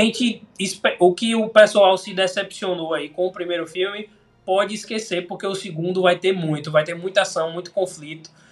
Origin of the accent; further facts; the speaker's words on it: Bahia, Brazil; é de onde eu sou